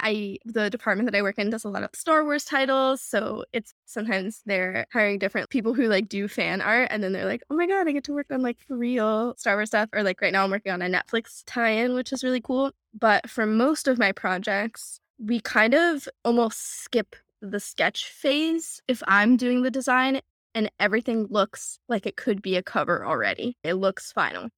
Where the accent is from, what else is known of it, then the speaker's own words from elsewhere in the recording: Houston, Texas, United States; moved away as an adult; now in New York, United States; we grew up in Texas, Texas public school system